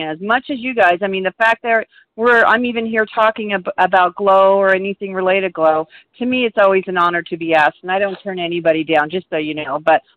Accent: Auburn, Washington, United States; I'm from Auburn, Washington

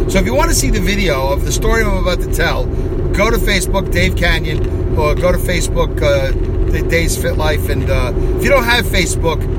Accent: Philadelphia, Pennsylvania, United States; we're from Philadelphia, it's apparently 19, 19 and a half hours from Philadelphia to Orlando, Florida via I 95.

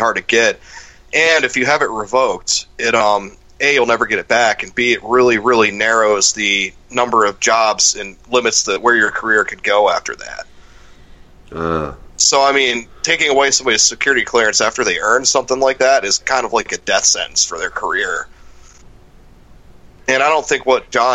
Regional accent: Ashtabula, Ohio, United States; my hometown, Ashtabula.

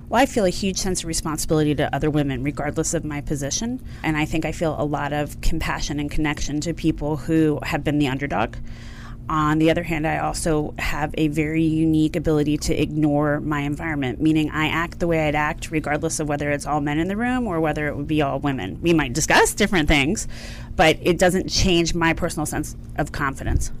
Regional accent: outside of Philadelphia, Pennsylvania, United States; I grew up outside of Philadelphia on the mainland.

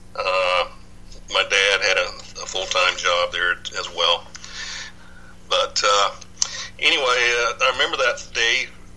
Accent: Dallas, Texas, United States; also born or lived in Michigan; I'm originally from Dallas. Actually, I was born in Michigan of all places, but our family moved to Dallas about 1 year after I was born. But anyway, I grew up in Dallas

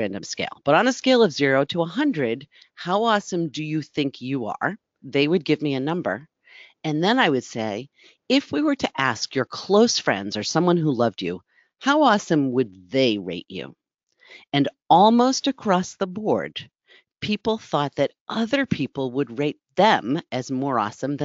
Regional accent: East Coast, United States; I grew up as an East Coast girl

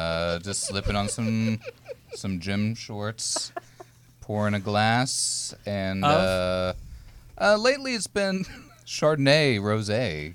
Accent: Southeast, United States; moved away; I grew up in the Southeast as a Christian Protestant boy

